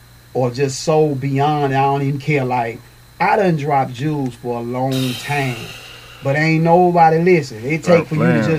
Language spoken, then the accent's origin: English; Nashville, Tennessee, United States; I'm from Nashville, Tennessee.